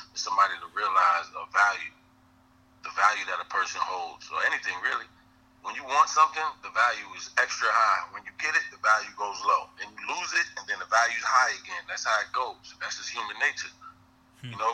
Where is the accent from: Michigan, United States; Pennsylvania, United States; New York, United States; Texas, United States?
New York, United States; Mount Vernon; also born or lived in Yonkers, New York; I'm from Mount Vernon, the city next door